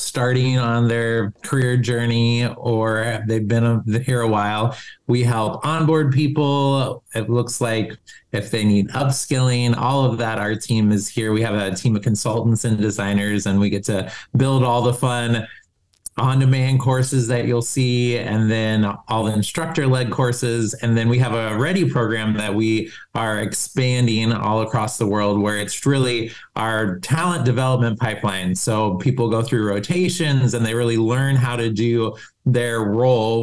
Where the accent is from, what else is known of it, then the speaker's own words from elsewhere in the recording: Columbus, Ohio, United States; moved away as an adult; also born or lived in Germany; now in Minneapolis, United States; we moved to Ohio, where my mom's family's from. And so, and then went to high school, college in Columbus